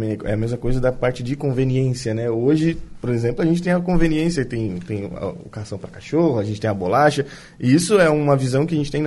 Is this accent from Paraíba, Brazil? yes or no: no; Araranguá, Santa Catarina, Brazil; moved away as an adult; also born or lived in Florianópolis; sou de Araranguá, sou nascido em Araranguá.